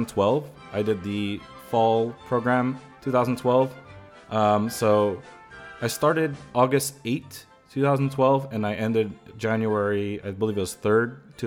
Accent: San Francisco Bay Area, California, United States; I grew up here in the Bay Area, like the San Francisco Bay Area in general. That's like the area I'm at. I'm still based there. Live and work.

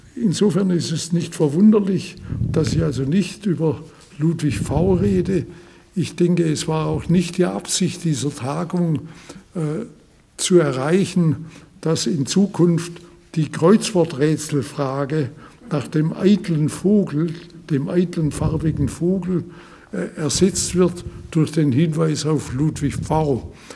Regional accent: Reutlingen, Baden-Württemberg, Germany; wie sie in Reutlingen abgespielt hat, wo ich herkomme

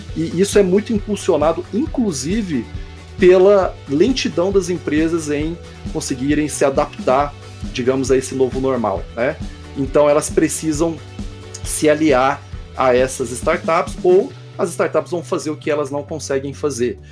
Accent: Goiânia, Goiás, Brazil; Eu sou de Goiânia

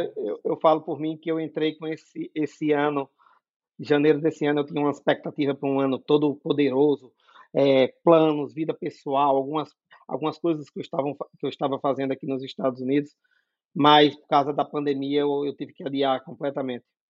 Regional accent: Natal, Rio Grande do Norte, Brazil; moved away as an adult; now in Massachusetts, United States; eu sou nordestino, com muito orgulho, eu sou de Natal, no Rio Grande do Norte

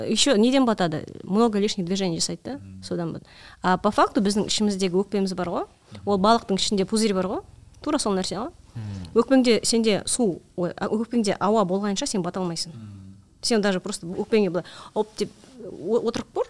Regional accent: Almaty, Kazakhstan

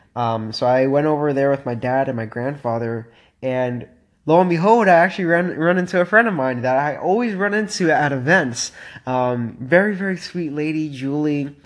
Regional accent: Miami, Florida, United States; moved away; I'm from Miami, and uh, man, it is really, really nice to be back home

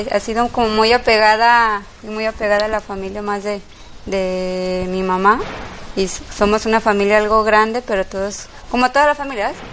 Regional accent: Guadalajara, Jalisco, Mexico; born there; tengo 36 años, soy aquí me nací en Guadalajara

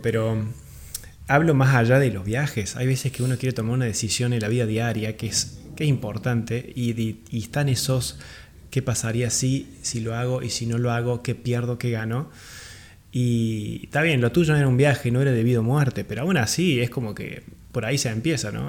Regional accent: Córdoba, Argentina; moved away; yo soy de Córdoba Capital eh, y en ese momento cuando vivía ahí en Córdoba

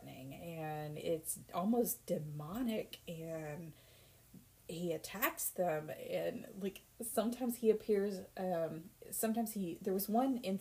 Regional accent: Kentucky, United States; We're from Kentucky.

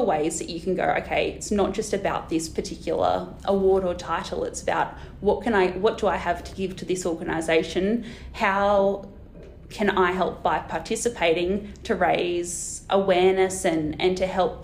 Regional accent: Australia; I'm this random from Australia

